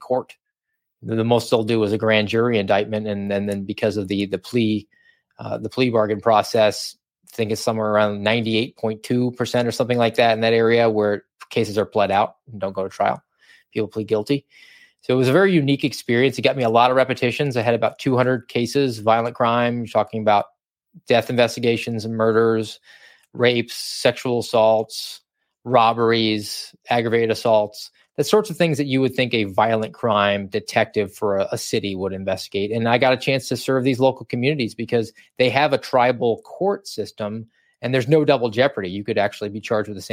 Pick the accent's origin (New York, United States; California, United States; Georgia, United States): Georgia, United States; moved away; I'm from Georgia, wanted to get a little bit closer to home